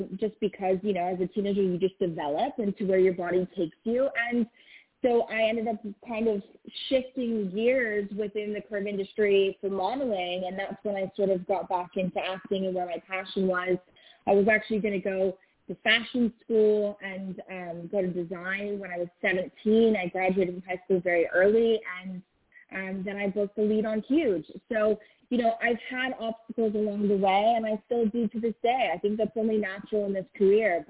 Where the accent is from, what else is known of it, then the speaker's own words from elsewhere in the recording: Los Angeles, California, United States; growing up